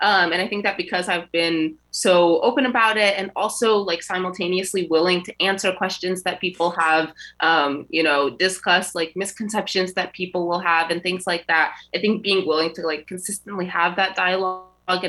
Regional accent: Connecticut, United States; So I was born and raised in Connecticut, but both of my parents are from Egypt

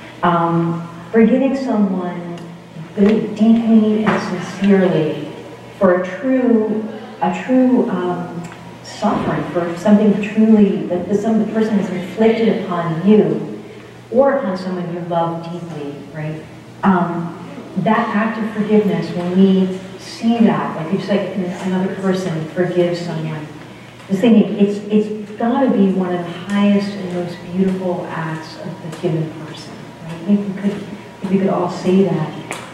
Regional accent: Boston, Massachusetts, United States; now in Vienna, United States; I'm from Boston.

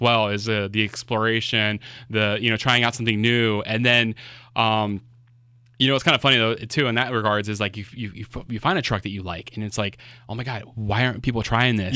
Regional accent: Miami, Florida, United States; moved away; I'm originally from Florida

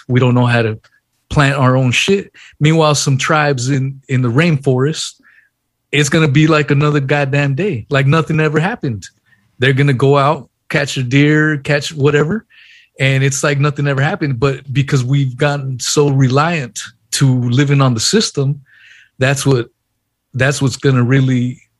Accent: San Diego, California, United States; my parents are former illegal immigrants. I was born in San Diego, California, but, you know, they came from Mexico.

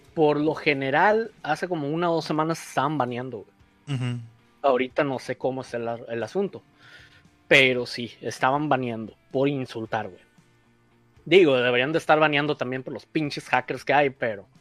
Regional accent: Mexico; somos mexicanos

